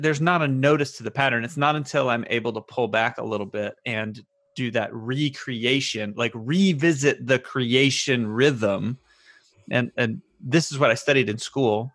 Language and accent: English; the South, United States; all of us growing up in the South